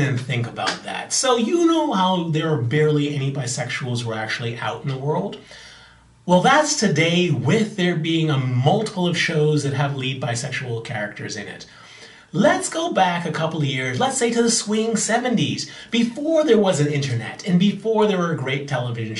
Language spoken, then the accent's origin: English; Bahamas; I'm from the Bahamas